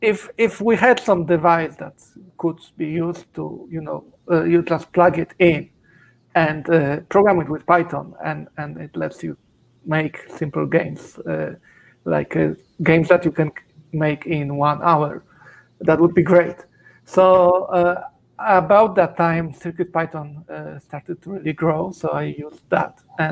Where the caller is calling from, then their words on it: Zurich, Switzerland; I'm in Zurich, Switzerland.